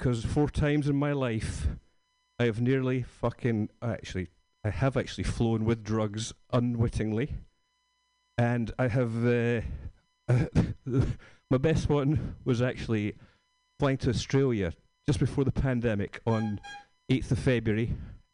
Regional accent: Scotland, United Kingdom; moved away; I'm from Scotland

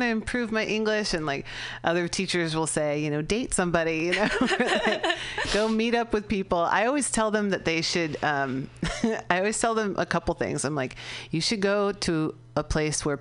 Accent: California, United States; I'm from California.

